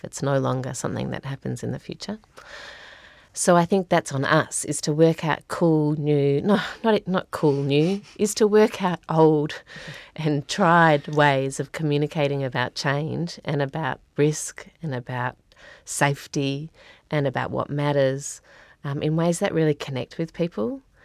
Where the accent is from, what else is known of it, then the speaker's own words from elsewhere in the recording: Australia; moved away as an adult; now in New Zealand; I grew up in Australia. I moved to New Zealand about fifteen years ago